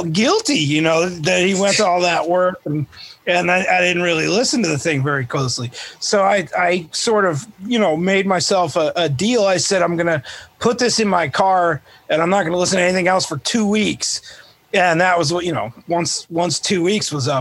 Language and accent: English; United States; I'm American